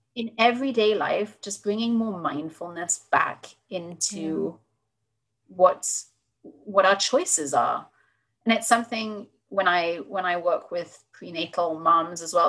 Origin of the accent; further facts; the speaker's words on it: United Kingdom; accent: British; now in United States; I'm clearly British from from my accent